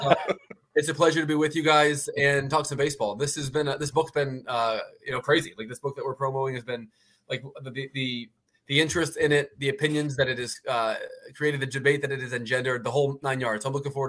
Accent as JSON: {"language": "English", "town": "Philadelphia", "region": "Pennsylvania", "country": "United States", "tie": "born or raised there", "also_born_or_lived": "Baltimore, United States", "said": "I'm a Philly guy"}